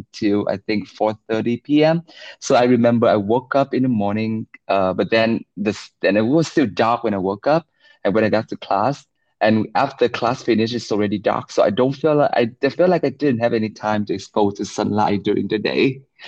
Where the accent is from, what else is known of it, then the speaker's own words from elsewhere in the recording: Vietnam; English is a second language; moved away as an adult; also born or lived in Singapore; I was born and raised in Vietnam